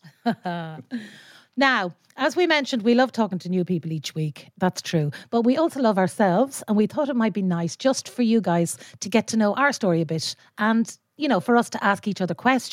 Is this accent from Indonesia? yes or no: no; Leitrim, Connacht, Ireland; I'm from Leitrim